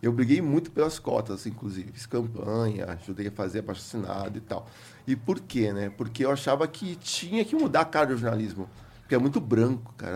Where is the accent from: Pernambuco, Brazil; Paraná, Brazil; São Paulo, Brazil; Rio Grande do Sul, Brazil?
São Paulo, Brazil; also born or lived in Santa Cecília, São Paulo; Sou cria do Capão. Cheguei no Capão com 6 anos de idade, saí com 20, me formei lá